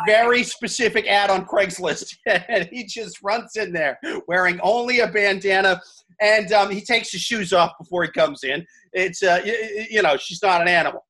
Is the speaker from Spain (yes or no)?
no; Midwest, United States; now in New York, United States; I'm from the Midwest. I live in New York now.